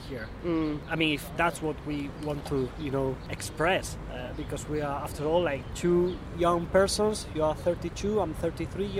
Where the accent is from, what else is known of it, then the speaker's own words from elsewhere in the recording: Spain; English is a second language; moved away as an adult; now in Glasgow, United Kingdom; I'm from Spain, because I guess I cannot hide that because of my accent